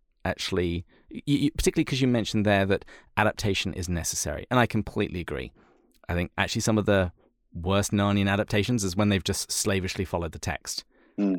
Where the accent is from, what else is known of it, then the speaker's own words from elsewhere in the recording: England, United Kingdom; as an Englishman